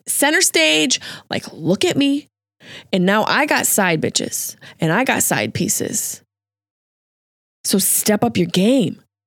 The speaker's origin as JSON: {"language": "English", "area": "near Route 57 in Liverpool", "region": "New York", "country": "United States", "tie": "born or raised there", "said": "Ground Round and T J Big Boy, seventh North, baby. That's right near where I grew up"}